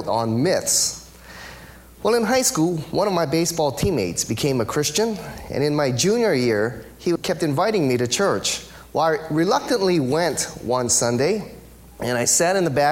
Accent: Hawaii, United States; I grew up here in Hawaii, grew up in a Buddhist family

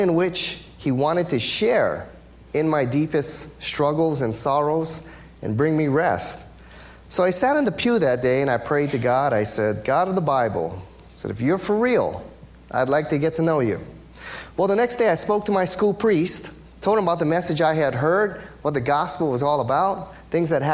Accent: Hawaii, United States; I grew up here in Hawaii, grew up in a Buddhist family

